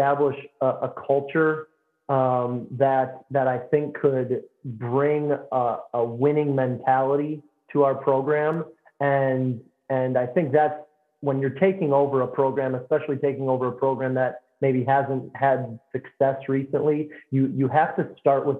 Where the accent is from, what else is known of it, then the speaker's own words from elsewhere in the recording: St. Charles, Missouri, United States; moved away as an adult; now in Decatur, United States; I transferred back to my hometown, St. Charles, Missouri